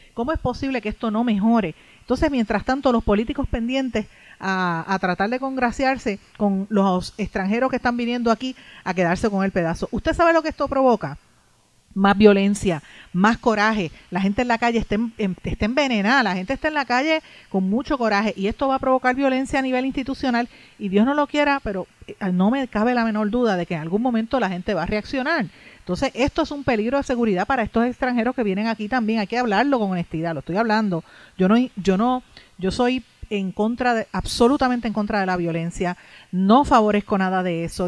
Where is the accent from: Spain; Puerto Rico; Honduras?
Puerto Rico; aquí nosotros como puertorriqueños